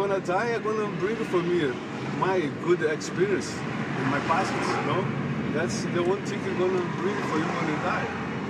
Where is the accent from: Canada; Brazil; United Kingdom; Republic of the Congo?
Brazil; English is a second language; moved away as an adult; now in United States; I'm from Brazil. I came here by myself.